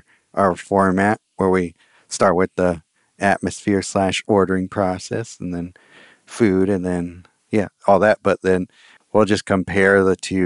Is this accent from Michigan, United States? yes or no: no; Russian River area, California, United States; it's my hometown beer